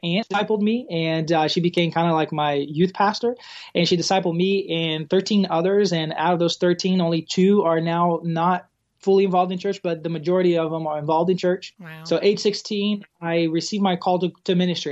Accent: an island in South Brazil, Brazil; English is a second language; moved away as an adult; also born or lived in Arkadelphia, Arkansas; now in United States; I was born and raised in an island in South Brazil

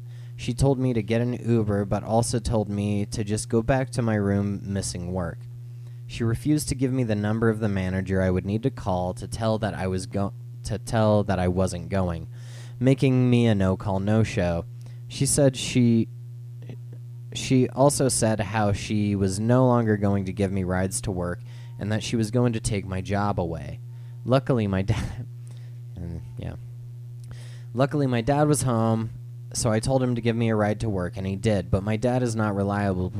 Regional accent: Phoenix, Arizona, United States; Growing up in Phoenix, there's like some roads that you cannot walk across

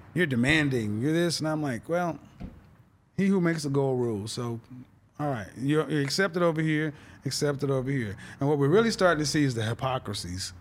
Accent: Oklahoma City, Oklahoma, United States; moved away; also born or lived in Houston / Dallas / New York City; I'm from Oklahoma City, and I was, so that's Middle America, the Bible Belt. and I was raised in the church

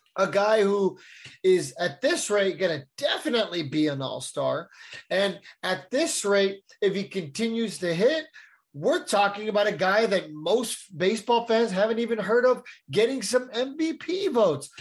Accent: San Diego, California, United States; growing up in San Diego

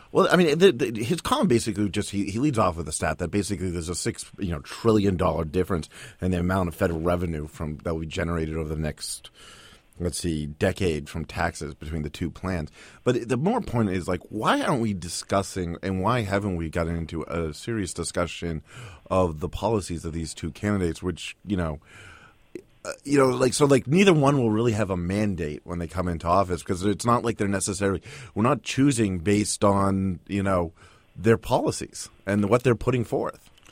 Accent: Boston, Massachusetts, United States; moved away; I grew up in Boston

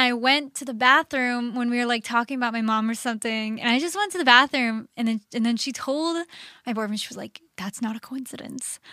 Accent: Orlando, Florida, United States; moved away; I'm from Orlando

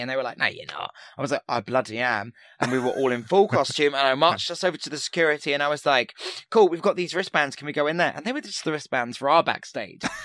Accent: Portsmouth, South East England, United Kingdom; where I grew up in Portsmouth

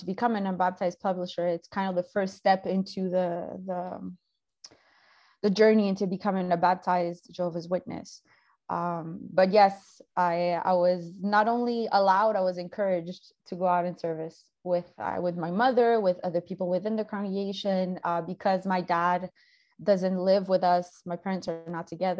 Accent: Canada; also born or lived in South America; I immigrated with my mom from South America to all the way over to Canada when I was 4

